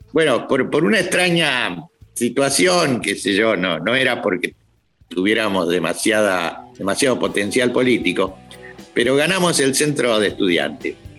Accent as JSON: {"language": "Spanish", "town": "La Plata", "region": "Buenos Aires Province", "country": "Argentina", "tie": "born or raised there", "said": "vine de chico a La Plata. Mis padres vinieron a trabajar acá a La Plata"}